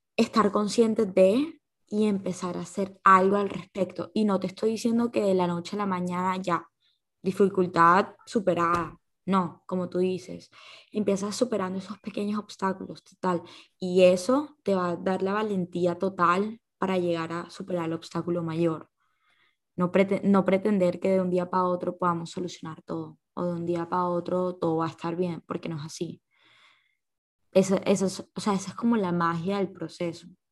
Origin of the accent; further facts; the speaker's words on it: Colombia; uno como colombiano, uno como persona joven